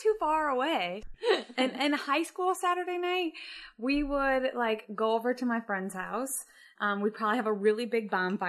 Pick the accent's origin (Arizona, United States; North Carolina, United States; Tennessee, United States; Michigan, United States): Michigan, United States; Jackson; Jackson, Michigan.